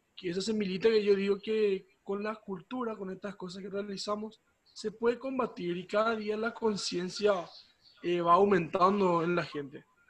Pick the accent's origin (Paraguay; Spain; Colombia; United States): Paraguay; somos de Paraguay, del departamento de Azul